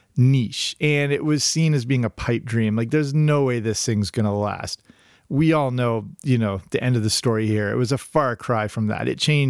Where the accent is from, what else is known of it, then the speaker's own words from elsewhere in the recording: England, United Kingdom; As I mentioned, growing up in England, I watched that all the time.